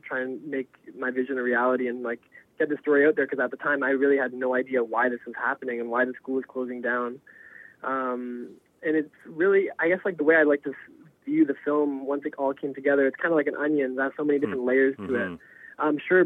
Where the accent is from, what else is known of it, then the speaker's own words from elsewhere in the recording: Toronto, Ontario, Canada; I'm born and raised in Toronto's East End